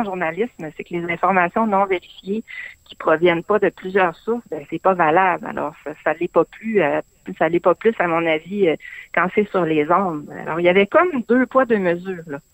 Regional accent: Saguenay, Quebec, Canada; moved away as an adult; je suis originaire du Saguenay

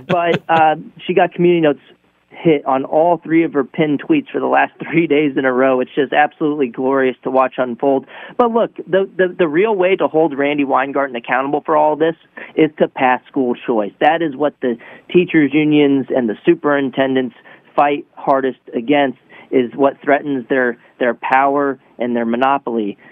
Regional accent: Texas, United States; I'm actually from Texas

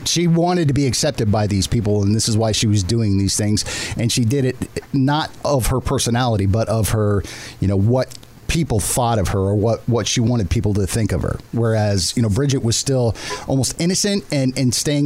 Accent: Southern California, United States; I'm from Southern California

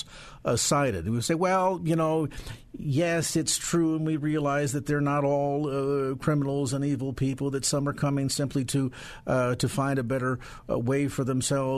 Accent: California, United States; as a Californian and as a Christian

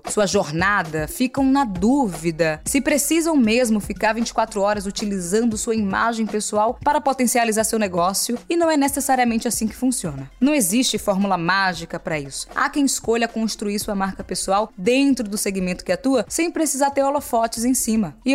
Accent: Salvador, Bahia, Brazil; born there; eu nasci no Nordeste de Amaralina, em Salvador

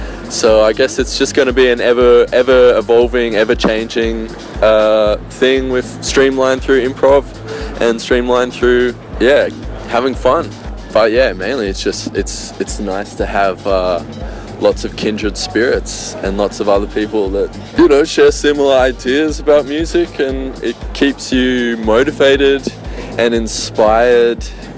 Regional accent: Vanuatu; Well, I grew up in Vanuatu in the islands in the South Pacific, and I think it's a community-based living, it's more community-based and community-focused

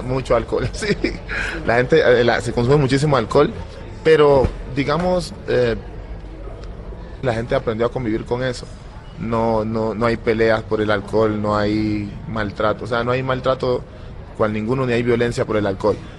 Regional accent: Timbiquí, Cauca, Colombia; born or raised there; moved away

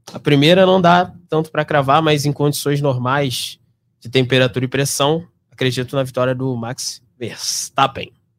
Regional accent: Brazil; eu sou brasileiro

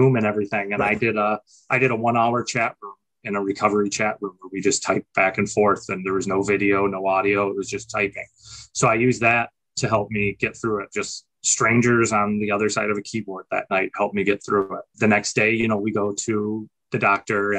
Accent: Saginaw, Michigan, United States; I was in Saginaw, Michigan, where I grew up

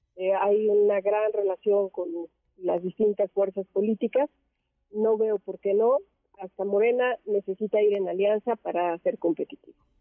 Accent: Mexico; somos los mexicanos

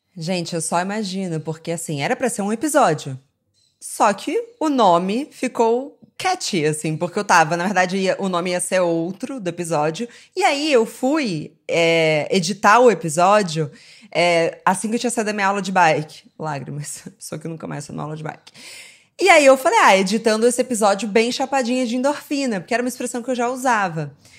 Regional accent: Rio de Janeiro, Brazil; eu cresci no Rio

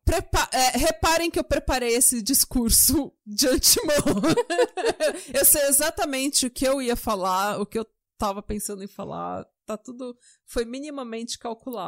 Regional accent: São Paulo, Brazil; moved away as an adult; now in Norway; eu já nasci na Vila São José, sabe? Pegava o Jabaquara lotado até a Estação Consolação

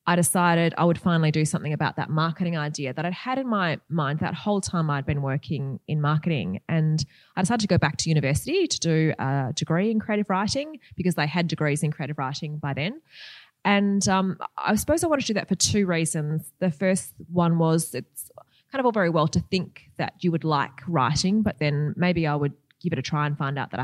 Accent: Perth, Western Australia, Australia; I'm from Perth

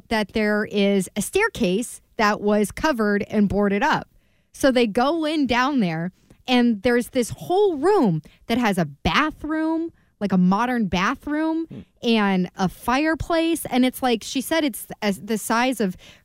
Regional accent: Maryland, United States; One of my friends growing up in Maryland

